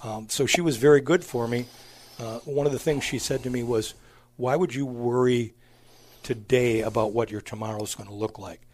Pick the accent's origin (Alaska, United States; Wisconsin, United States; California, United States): Wisconsin, United States; Stratford; also born or lived in Madison, Wisconsin / Hayward, Wisconsin; I grew up in Wisconsin. Went to high school at a small town in central Wisconsin, Stratford